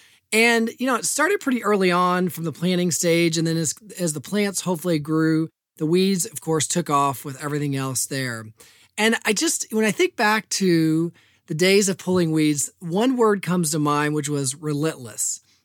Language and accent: English; Evansville, Indiana, United States; I'm the oldest of four children, and I was born in Indianapolis. Grew up, though, on the most of my life, from the age of two on the west side of Evansville.